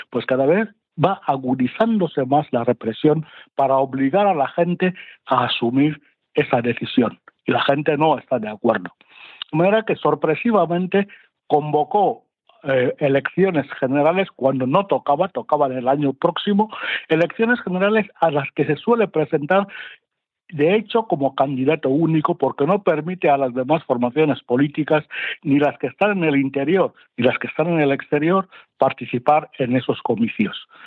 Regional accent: Equatorial Guinea; cuanto sucede, cuanto acontece en mi país, en Guinea Ecuatorial.

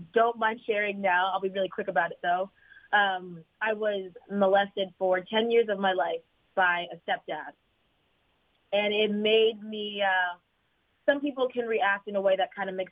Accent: Fairfield, Connecticut, United States; born or raised there; moved away as an adult; now in Los Angeles, United States

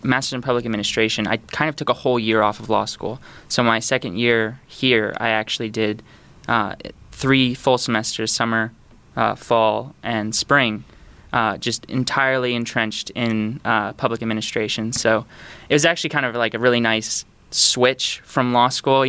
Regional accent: Sanford, Florida, United States; also born or lived in Canada; I grew up in Sanford, Florida, which is just outside of Orlando

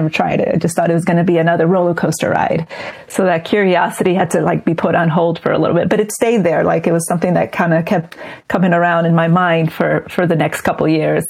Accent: New Jersey, United States; born there; they actually met in the U.S., in New York, and I was born in New Jersey.

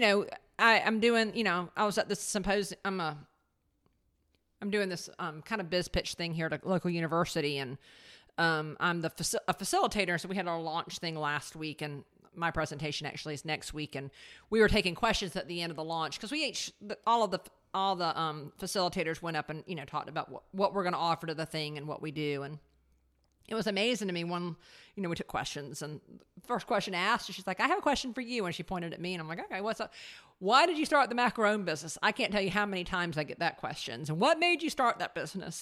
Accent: the South, United States; we're from the South

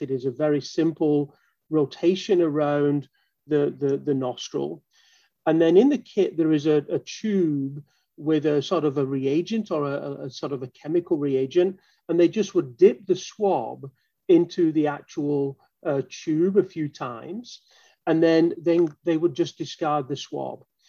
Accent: Manchester, North West England, United Kingdom; moved away as an adult; now in Baltimore, United States; I actually uh, am from Manchester in the UK.

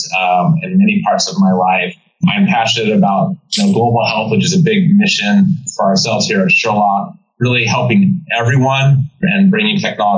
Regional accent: San Diego, California, United States; now in East Coast, United States; growing up in San Diego

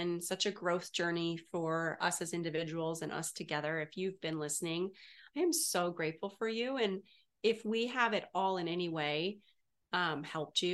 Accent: Canada; now in United States; I'm from Canada, and it's a great country as well, but moving here

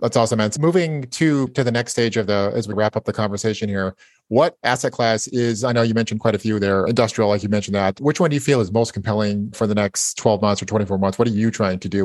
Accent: Napa, California, United States; I was born in Napa

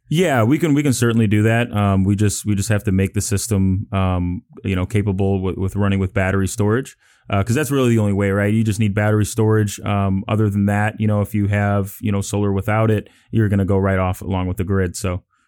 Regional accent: Chicago, Illinois, United States; moved away as an adult; now in Houston, United States; I'm from Chicago, Illinois, so, you know, uh, the nice, cold, windy city

